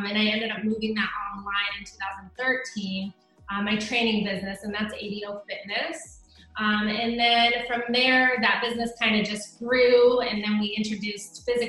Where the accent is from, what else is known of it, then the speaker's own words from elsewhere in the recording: Oregon, United States; moved away as an adult; also born or lived in Alaska / South Dakota; now in Texas, United States; I was actually born in Alaska, and then I moved to Oregon when I was about 8. I lived there for a long time. I went to college there, graduated from the University of Oregon